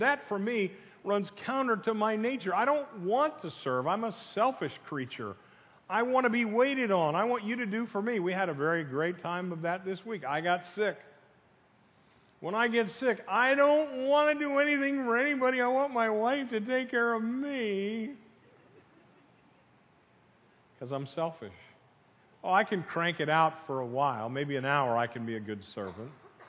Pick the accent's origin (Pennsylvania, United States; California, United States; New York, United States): Pennsylvania, United States; now in Florida, United States; I came from Pennsylvania. I hate cold weather like we have this morning. And I moved down here with my family. My family moved here in 67, and I consider myself a Floridian.